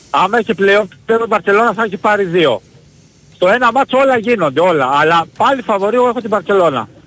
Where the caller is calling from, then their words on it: Germany; από Γερμανία.